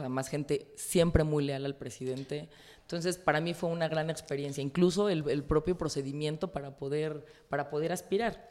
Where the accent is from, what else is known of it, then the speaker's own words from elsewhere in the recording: Mexico; yo como priista, como mujer, como mexicana